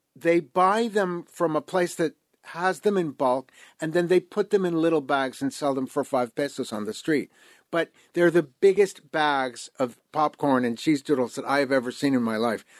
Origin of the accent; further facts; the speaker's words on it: New York, United States; moved away as an adult; now in Mexico City, Mexico; grew up in New York in the 1970s